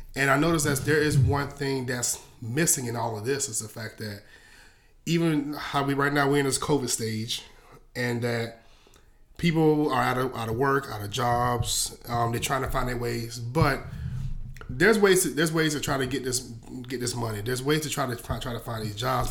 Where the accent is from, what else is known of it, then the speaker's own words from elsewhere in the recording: Columbia, South Carolina, United States; also born or lived in Hopkins, South Carolina; I'm from Columbia, South Carolina, the, the real country part, or even to the point of Hopkins, South Carolina